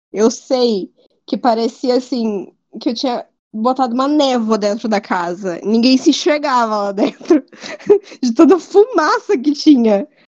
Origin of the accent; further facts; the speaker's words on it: Fernandópolis, São Paulo, Brazil; moved away; eu fui para Fernandópolis, que é a cidade de onde eu vim